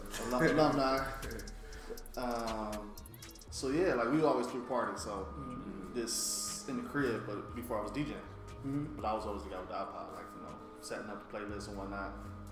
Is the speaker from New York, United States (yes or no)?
no; Cleveland, Ohio, United States; also born or lived in Akron, Ohio; No, I'm not from Akron. I'm Cleveland.